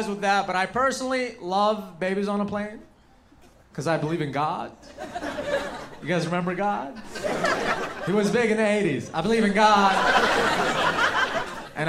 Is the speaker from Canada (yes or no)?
no; Yemen; now in United States; I didn't come all the way from Yemen